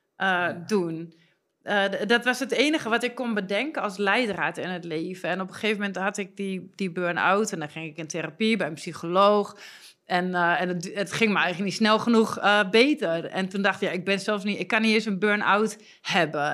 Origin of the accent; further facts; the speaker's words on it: Twente, Overijssel, Netherlands; dat is Twens, waar, hè, waar ik vandaan kom